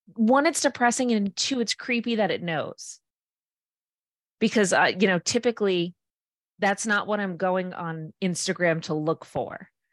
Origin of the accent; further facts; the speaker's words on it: Fall River, Massachusetts, United States; I'm from Fall River and there's tons of redevelopment in our city